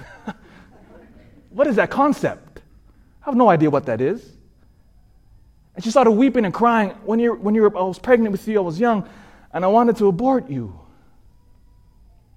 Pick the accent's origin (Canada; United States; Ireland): United States; Sacramento, California; I grew up in Sacramento